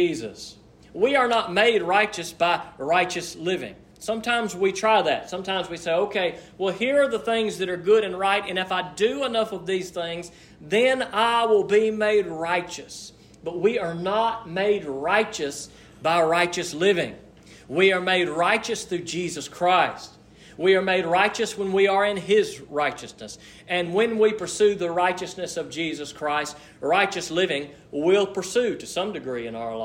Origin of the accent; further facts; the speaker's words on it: United States; being American